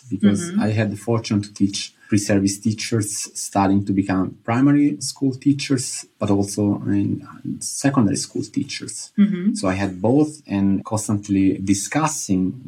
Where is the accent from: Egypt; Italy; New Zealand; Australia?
Italy; moved away as an adult; also born or lived in Nijmegen; I'm from Italy